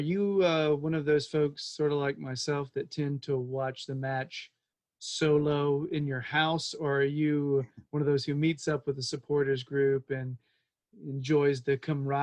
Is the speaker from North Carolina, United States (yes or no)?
yes; Winston-Salem, North Carolina, United States; accent: Southern; I'm from North Carolina.